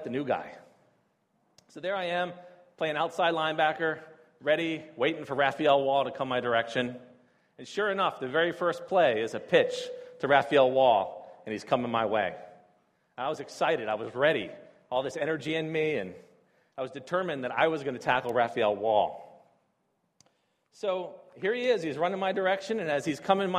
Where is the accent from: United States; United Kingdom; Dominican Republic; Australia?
United States; D.C., Maryland; moved away as an adult; now in Beijing, China; I grew up outside of Washington, D.C. in the United States. I grew up on the Maryland side